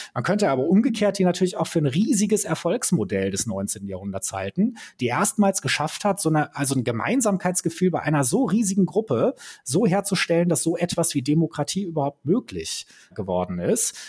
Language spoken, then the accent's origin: German; Germany; als Deutsche